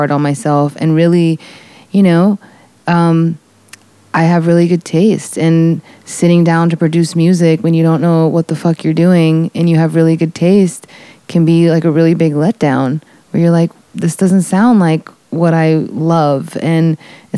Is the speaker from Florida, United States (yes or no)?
yes; Florida, United States; growing up in Florida, I was surrounded by jungle and swampland and green